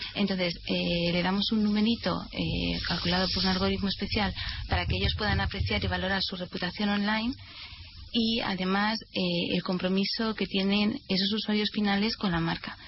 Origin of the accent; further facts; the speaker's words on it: Madrid, Community of Madrid, Spain; somos todos de Madrid